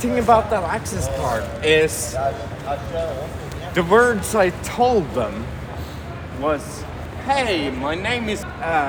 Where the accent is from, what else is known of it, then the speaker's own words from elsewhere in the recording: Norway; well, from Norway